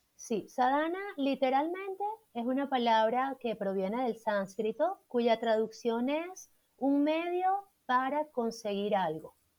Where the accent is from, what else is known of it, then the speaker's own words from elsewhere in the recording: Puerto Ordaz, Bolívar, Venezuela; moved away as an adult; also born or lived in Caracas, Venezuela / Bogotá, Colombia; now in Colombia; yo soy de Venezuela, de Puerto Ordaz, al